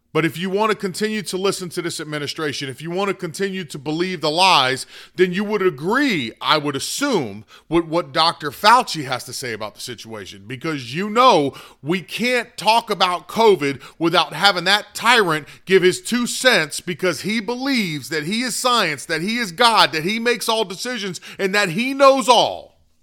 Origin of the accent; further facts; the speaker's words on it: United States; as American citizens